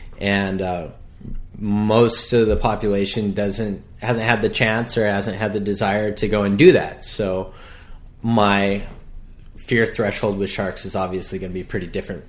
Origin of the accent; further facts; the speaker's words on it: Hawaii, United States; I always did well in school, but being that I was born and raised on the North Shore, the opportunity came to me.